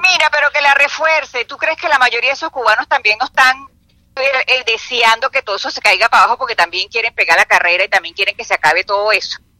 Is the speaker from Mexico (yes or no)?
no; Venezuela; now in Florida, United States; yo soy una venezolana que estoy aquí